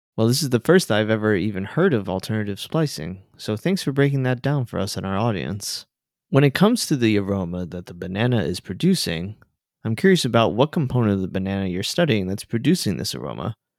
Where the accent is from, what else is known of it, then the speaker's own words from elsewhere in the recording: South Florida, United States; I grew up in South Florida